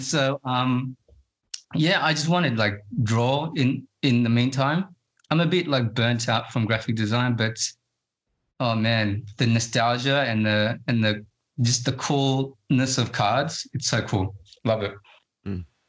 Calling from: Sydney, New South Wales, Australia; I'm calling from Sydney, Australia.

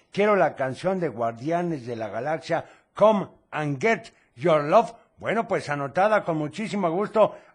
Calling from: Guadalajara, Jalisco, Mexico; Un saludo … de Guadalajara.

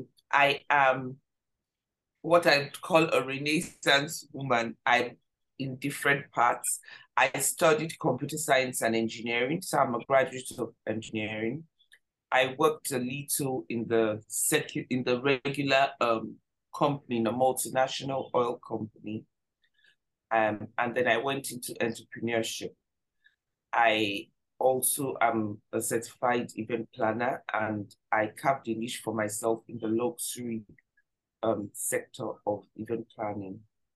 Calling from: Nigeria; And I'm joining you from Nigeria.

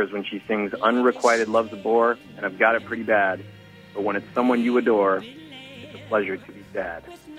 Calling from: Chicago, Illinois, United States; calling from the west side of Chicago.

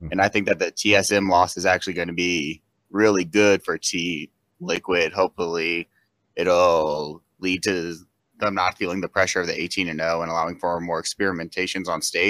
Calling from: Kansas City, Missouri, United States; Kansas City, Missouri.

